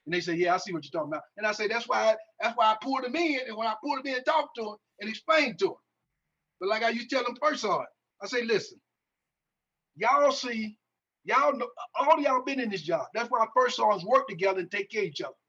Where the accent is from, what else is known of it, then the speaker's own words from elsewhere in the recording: Greenville, Mississippi, United States; I'm from Greenville, Mississippi